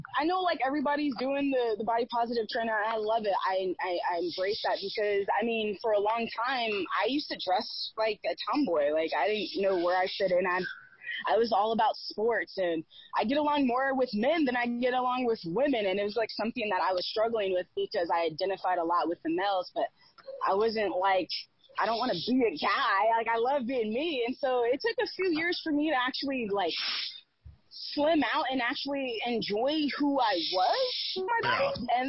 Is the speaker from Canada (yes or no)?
yes; Canada; Like, I'm Canadian.